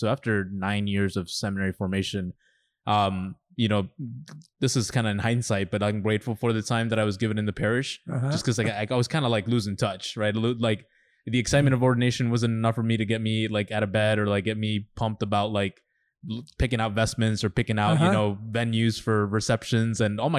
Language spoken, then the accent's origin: English; Los Angeles, California, United States; born there; I was born in Los Angeles, California.